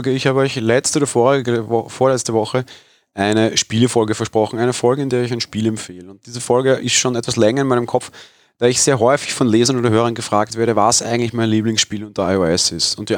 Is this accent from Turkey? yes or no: no; Vienna, Austria; etwas, was mir als Wiener hier geboren und aufgewachsen eigentlich völlig fremd ist